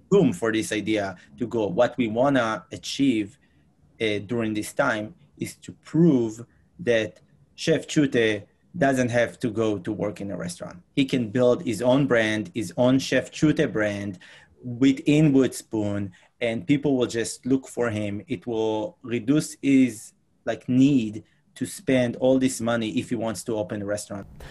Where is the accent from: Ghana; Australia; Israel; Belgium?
Israel; moved away as an adult; now in New York City, United States; I'm originally from Israel. I moved here to United States about six years ago